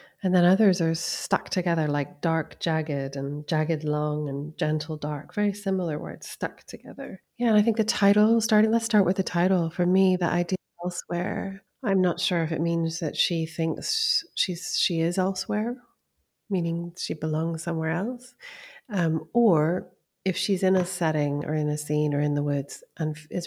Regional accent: East Coast, United States; also born or lived in California; now in Scotland, United Kingdom; I lived there for a year when I was young, but I grew up on the East Coast.

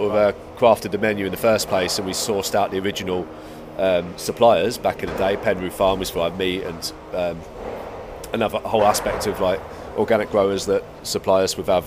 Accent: Kent, South East England, United Kingdom; now in Cardiff, United Kingdom; I'm from Kent. Kent. Okay. Yeah, right. Okay. Yeah. So a little tiny village on, on the Kent coast, um, near, oh, not too far from Folkestone.

